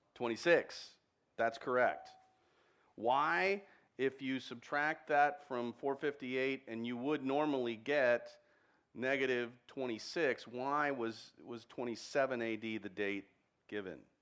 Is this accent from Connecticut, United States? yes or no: no; Texas, United States; I'm a Texan